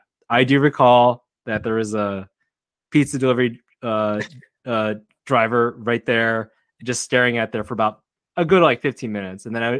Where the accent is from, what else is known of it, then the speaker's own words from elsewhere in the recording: United States; also born or lived in Seattle; we're American.